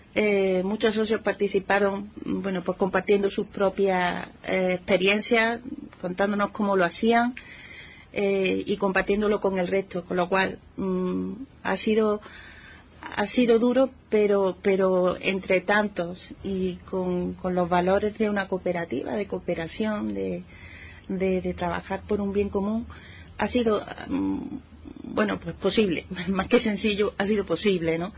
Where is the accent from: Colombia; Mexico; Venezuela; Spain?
Spain; Montilla, Andalusia; Montilla, Montilla es mi pueblo. bueno, pues allí nací, allí crecí